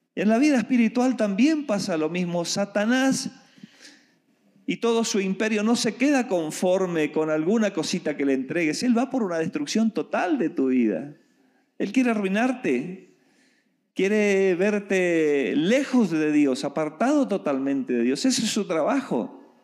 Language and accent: Spanish; Argentina; moved away; Yo vengo de Argentina